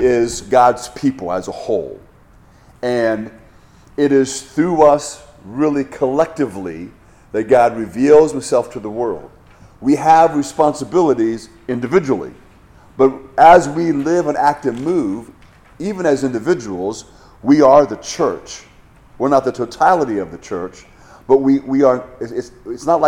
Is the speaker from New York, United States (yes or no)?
no; Hawaii, United States; moved away; I grew up in Hawaii